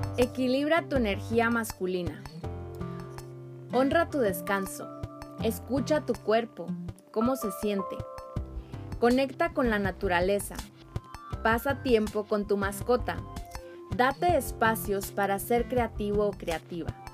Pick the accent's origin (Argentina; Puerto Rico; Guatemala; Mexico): Mexico; En mi país había mucha ignorancia